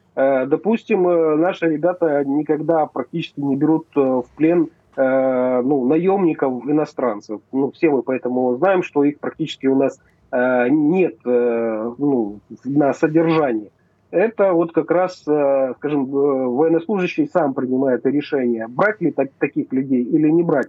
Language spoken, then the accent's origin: Russian; Novyi Svit, Donetsk Oblast, Ukraine; я родился в Старобешевском районе, поселок Кубачево, Новый Свет как раз. Вот это моя малая родина